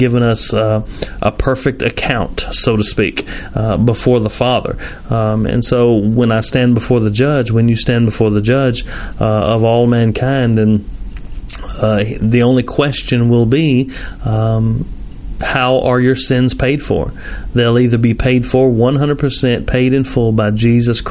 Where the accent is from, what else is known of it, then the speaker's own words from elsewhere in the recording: Tennessee, United States; I'm from Tennessee